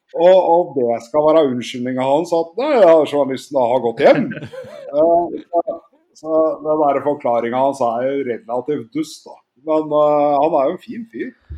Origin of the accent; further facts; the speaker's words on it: Oslo, Norway; jeg er fra Grorud.